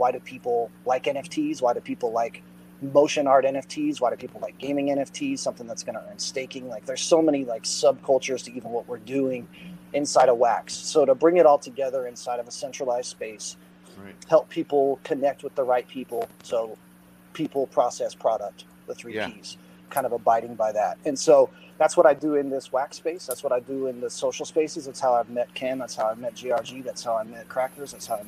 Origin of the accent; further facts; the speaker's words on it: Austin, Texas, United States; also born or lived in Dallas, Texas; I'm an artist from Austin, Texas, originally, and I live in the Dallas area now